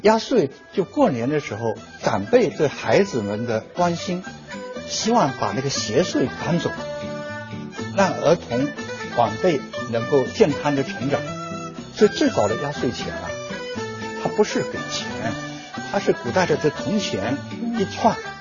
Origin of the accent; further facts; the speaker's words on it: China; 我们中国人享天伦之书